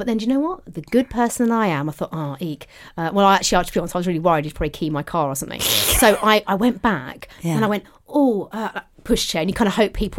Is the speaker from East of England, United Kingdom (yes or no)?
yes; Cheshunt, East of England, United Kingdom; We're from Chesant.